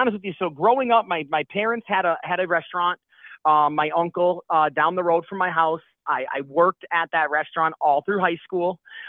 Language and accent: English; Scranton, Pennsylvania, United States; now in Florida, United States; I'm originally from Pennsylvania, Scranton, Pennsylvania.